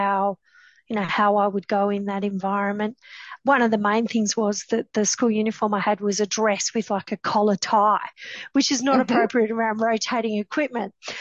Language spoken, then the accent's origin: English; the Pilbara, Western Australia, Australia; I grew up in the Pilbara